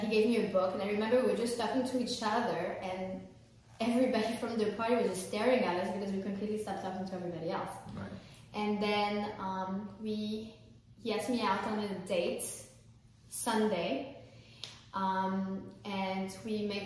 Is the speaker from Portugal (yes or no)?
no; France; moved away; I'm French, I'm not American.